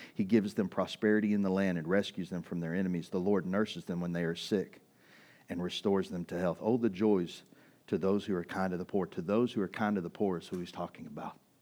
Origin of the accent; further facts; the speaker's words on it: East Texas, United States; growing up in East Texas